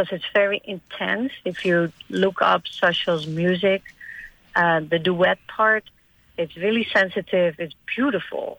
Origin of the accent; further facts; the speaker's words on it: Netherlands; moved away as an adult; also born or lived in Virgin Islands; I'm from the Netherlands